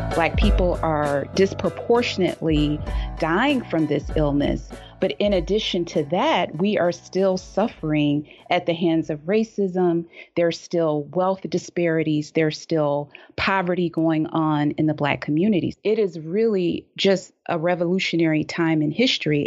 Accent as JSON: {"language": "English", "town": "Detroit", "region": "Michigan", "country": "United States", "tie": "born or raised there", "said": "in Detroit, growing up in Detroit"}